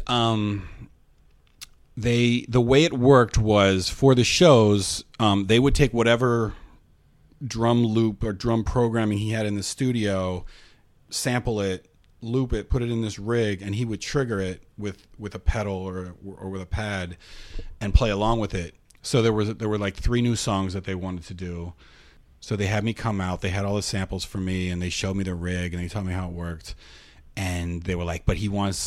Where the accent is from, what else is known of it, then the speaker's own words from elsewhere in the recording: Pennsylvania, United States; moved away as an adult; also born or lived in Minneapolis; I grew up in Pennsylvania, but I moved to Minneapolis when I was about 19 or something